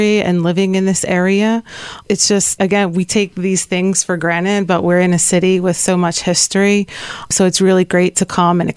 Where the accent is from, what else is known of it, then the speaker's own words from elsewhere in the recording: New Jersey, United States; I am born and raised in South Jersey and been in this area my whole life.